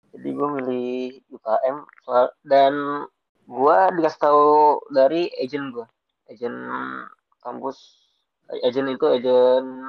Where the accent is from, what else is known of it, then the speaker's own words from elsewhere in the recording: Bekasi, West Java, Indonesia; gue asal Bekasi, lebih tepatnya di Jatuh Itu perbatasan Bekasi sama Jakarta Timur